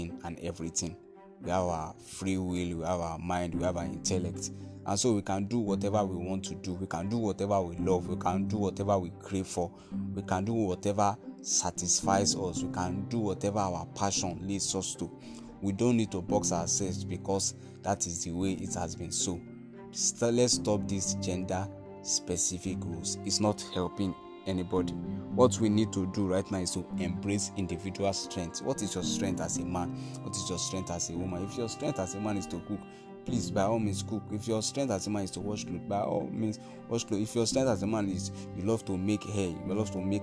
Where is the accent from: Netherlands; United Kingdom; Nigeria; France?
Nigeria; I'm from Nigeria